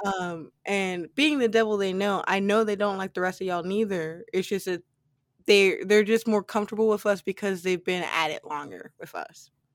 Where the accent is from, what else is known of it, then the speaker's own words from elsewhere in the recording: United States; as an American citizen